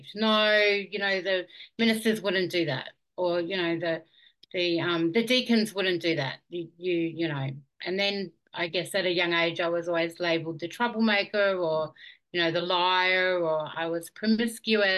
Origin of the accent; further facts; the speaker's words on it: Auckland, New Zealand; now in Warwick, Australia; I grew up in Auckland in New Zealand. That was where I was born.